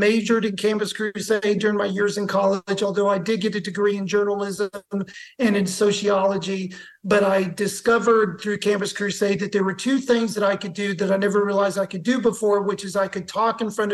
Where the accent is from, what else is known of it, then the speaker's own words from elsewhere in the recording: Blacksburg, Virginia, United States; also born or lived in Idaho; now in Nashville, United States; I'm from Blacksburg, Virginia. I currently live in Nashville, Tennessee